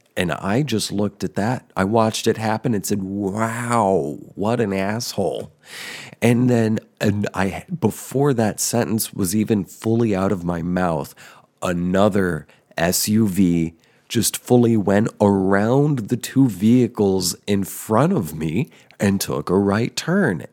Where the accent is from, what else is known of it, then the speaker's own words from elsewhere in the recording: central New Jersey, United States; also born or lived in Denver, Colorado; I'm originally from Colorado, from Denver area. And when I was six, I moved with my parents to central New Jersey.